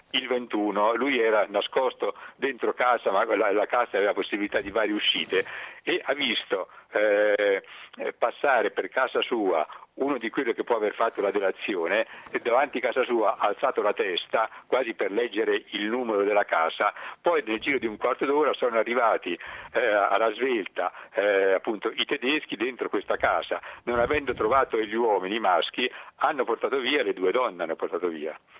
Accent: Gubbio, Umbria, Italy; a noi ci dicono spesso quando i lupi di Gubbio

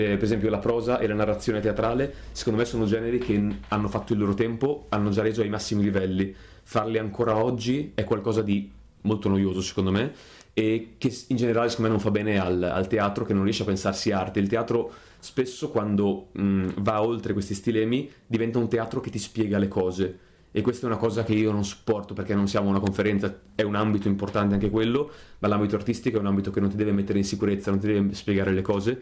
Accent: Mirandola, Emilia-Romagna, Italy; now in Bologna, Italy; sono di Mirandola, provincia di Modena

